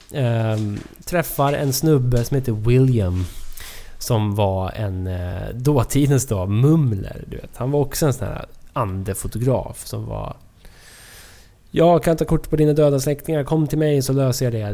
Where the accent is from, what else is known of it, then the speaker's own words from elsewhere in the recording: Sundbyberg, Stockholm County, Sweden; Sundbyberg där vi växte upp